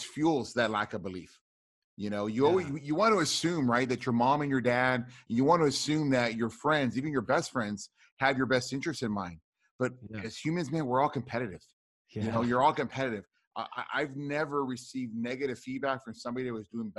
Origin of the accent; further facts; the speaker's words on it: Rio Grande Valley, deep South Texas, United States; I grew up in the Rio Grande Valley, which is deep South Texas.